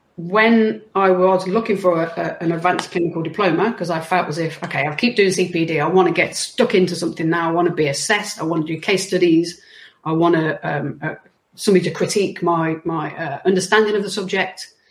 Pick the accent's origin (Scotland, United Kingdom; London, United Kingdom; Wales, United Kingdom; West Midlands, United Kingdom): West Midlands, United Kingdom; moved away; I'm from the West Midlands